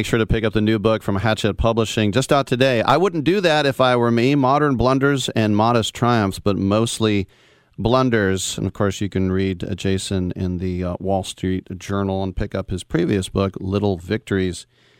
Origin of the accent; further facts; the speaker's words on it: Oakland, California, United States; also born or lived in Richmond, California; my grandmother was born and raised in Oakland. My dad was born and raised in Oakland. The first house, I was born in Richmond Hospital, but I came home to Oakland. We lived in Maxwell Park when I was a baby.